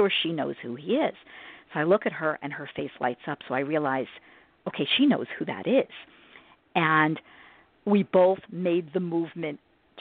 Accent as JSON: {"language": "English", "region": "New Jersey", "country": "United States", "said": "us New Yorkers, even though I'm from New Jersey"}